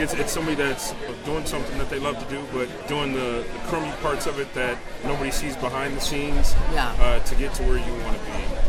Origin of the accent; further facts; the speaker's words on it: Chicago, Illinois, United States; now in Iowa, United States; 38. Born and raised in Chicago. Now reside in Iowa.